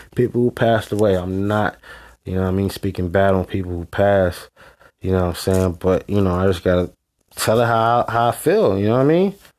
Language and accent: English; West Coast, United States; I'm from the West Coast